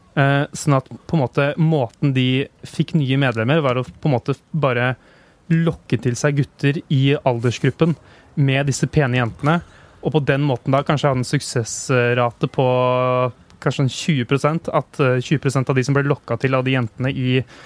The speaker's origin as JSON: {"language": "Norwegian", "town": "Hamar", "region": "Innlandet", "country": "Norway", "moved": "yes", "said": "jeg var da hjemme i Hamar"}